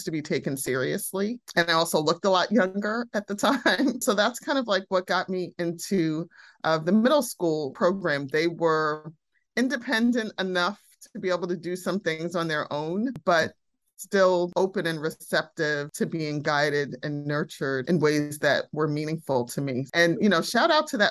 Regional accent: New York City, New York, United States; also born or lived in Barbados; I grew up on the Upper West Side of Manhattan for the most part, lived in my mother's family's home country of Barbados for a few years

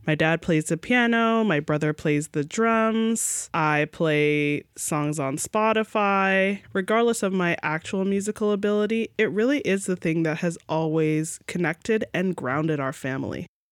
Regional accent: Mississauga, Ontario, Canada; where I grew up in North Mississauga

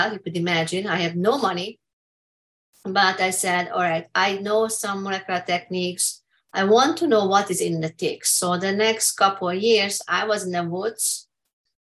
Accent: Hungary; English is a second language; moved away as an adult; now in United States; I'm from Hungary

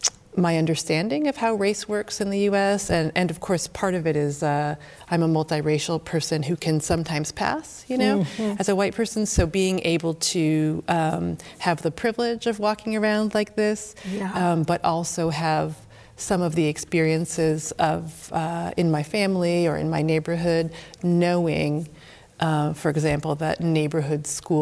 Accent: Springfield, Massachusetts, United States; now in Amherst, United States; My father's from a little island called Dominica. So I'm a black, white mix. And I grew up in Springfield, Massachusetts, in a Puerto Rican neighborhood in the North End.

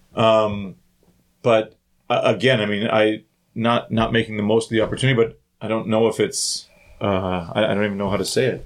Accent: Thunder Bay, Ontario, Canada; growing up in Thunder Bay

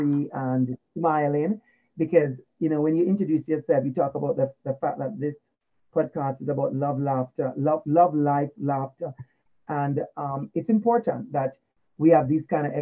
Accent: Portmore, Saint Catherine, Jamaica; moved away; I grew up in Portmore in Waterford.

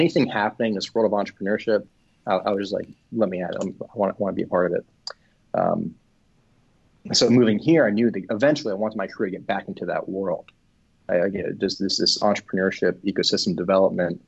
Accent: Miami, Florida, United States; moved away as an adult; now in Asheville, United States; I'm from South Florida. I'm from Miami

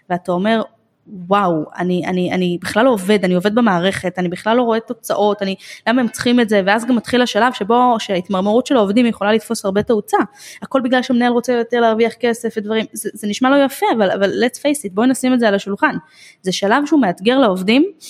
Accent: Jerusalem, Jerusalem District, Israel; אני גדלתי בירושלים בשעתו

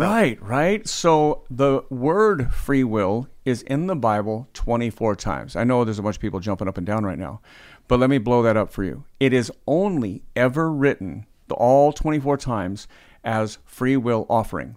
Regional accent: United States; we're American

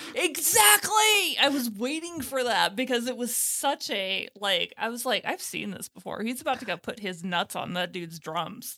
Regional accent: United States; being an American

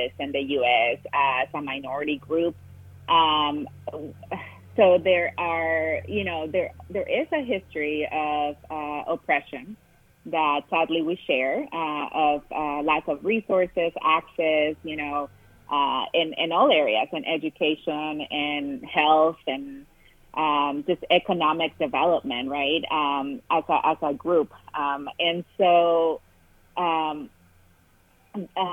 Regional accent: Matamoros, Tamaulipas, Mexico; English is a second language; moved away as an adult; also born or lived in California; now in Ohio, United States; I grew up in a town called Matamoros, Tamaulipas, which is a border town right across from Brownsville, Texas. So I grew up in Mexico

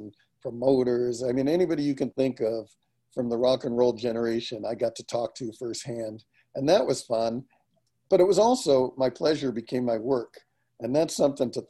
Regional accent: New York, United States; now in Santa Cruz, United States; I was raised in New York, went to high school, college

